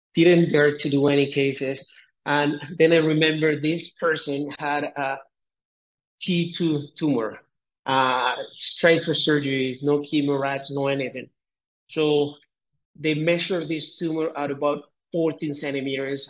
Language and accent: English; Colombia; moved away as an adult; also born or lived in Bogota, Colombia / Canada; I'm originally from Colombia and I uh, did my med school. I'm from a very small town here in Colombia. I I uh, went to Bogota, did my high school there